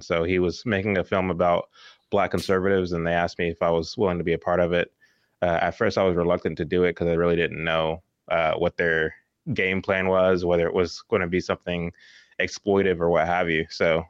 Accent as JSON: {"language": "English", "town": "Dallas", "region": "Texas", "country": "United States", "tie": "born or raised there", "said": "But yeah, so I grew up here in Texas, near Dallas, Texas."}